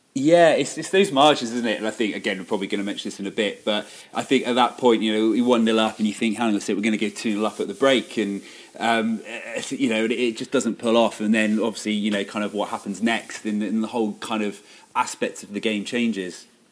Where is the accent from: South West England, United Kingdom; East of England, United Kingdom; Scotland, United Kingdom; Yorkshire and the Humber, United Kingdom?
South West England, United Kingdom; Bristol; moved away as an adult; now in Shrewsbury, United Kingdom; you could probably tell from my accent I'm not actually from these parts. I'm actually from Bristol